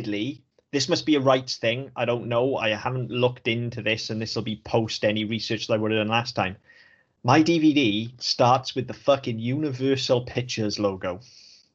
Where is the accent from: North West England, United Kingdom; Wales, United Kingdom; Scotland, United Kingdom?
Wales, United Kingdom; Welsh; I'm Welsh